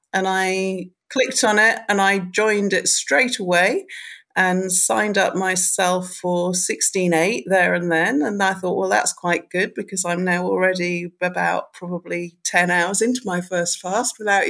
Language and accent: English; United Kingdom; because being a Brit, there's the whole Michael Mosley thing.